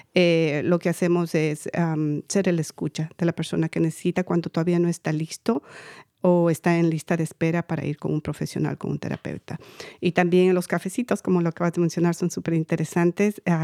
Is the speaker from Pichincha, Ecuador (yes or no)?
yes; Quito, Pichincha, Ecuador; now in United States; yo soy de Ecuador, Quito, Ecuador. Eh, inmigré en el 90